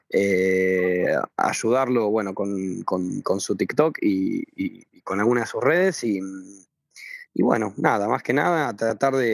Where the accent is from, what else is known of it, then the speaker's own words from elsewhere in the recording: Buenos Aires, Argentina; Yo me crié y vivo en la capital eh, y bueno, eh, nada, hago, hago política en todo el país.